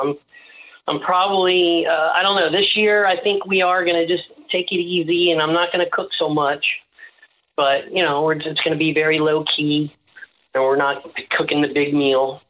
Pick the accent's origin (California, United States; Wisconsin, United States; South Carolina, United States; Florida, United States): Florida, United States; Tampa; I'm from Ybor City, so I'm also Sicilian